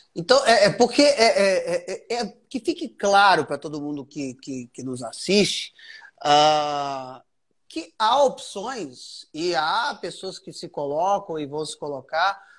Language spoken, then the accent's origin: Portuguese; Brazil; A gente é brasileiro